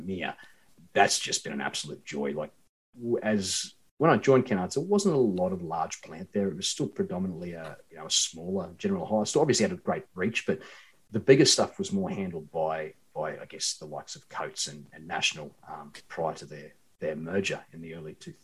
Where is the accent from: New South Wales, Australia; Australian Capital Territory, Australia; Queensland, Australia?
Queensland, Australia; moved away; also born or lived in Sydney / Perth; I'm from Queensland originally, and like all good Queenslanders